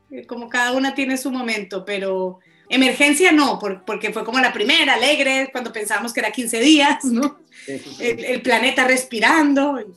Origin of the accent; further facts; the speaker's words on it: Colombia; yo me siento como más argentina, como más del sur, y yo decía, no, tengo que hacerle como un, un homenaje a mi país.